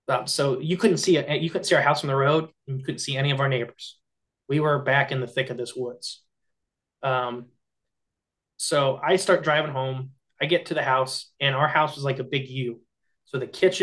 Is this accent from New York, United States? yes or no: no; Hardin County, Ohio, United States; we are from Hardin County, Ohio